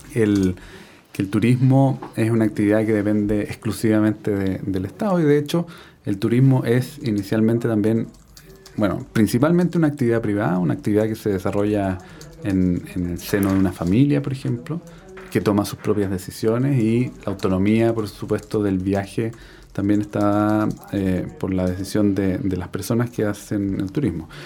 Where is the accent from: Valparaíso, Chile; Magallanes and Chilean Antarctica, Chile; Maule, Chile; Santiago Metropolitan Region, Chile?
Valparaíso, Chile; Viña del Mar; yo nací en Viña del Mar